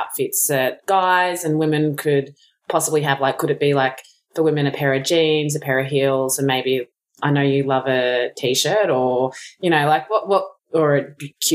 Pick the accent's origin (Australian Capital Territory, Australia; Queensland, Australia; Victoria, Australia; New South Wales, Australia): Victoria, Australia; Melbourne; now in Los Angeles, United States; I'm from Melbourne in Australia.